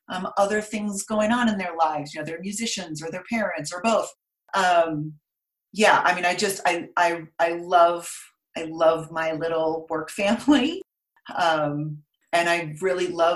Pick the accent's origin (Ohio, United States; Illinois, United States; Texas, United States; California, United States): California, United States; Stanford; moved away as an adult; also born or lived in Brooklyn, New York; I was born in California, Northern California, grew up on Stanford campus because my mom was going to school.